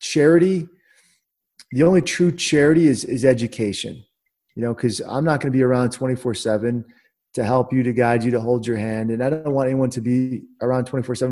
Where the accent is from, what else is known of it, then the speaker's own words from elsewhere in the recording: Washington, District of Columbia, United States; I'm from Washington, D.C.